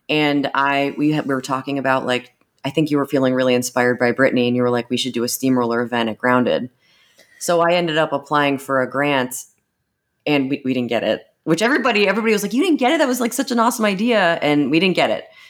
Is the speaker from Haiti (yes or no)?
no; Erie, Pennsylvania, United States; also born or lived in Michigan / Chicago / Austin; I am from Erie, P A. I moved back here five years ago from Michigan, Chicago, Austin